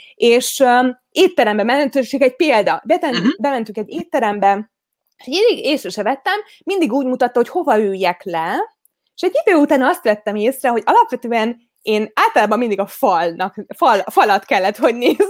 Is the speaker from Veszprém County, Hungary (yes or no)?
yes; Veszprém, Veszprém County, Hungary; Veszprémi vagyok, tehát, hogy a Balaton mellett nőttem fel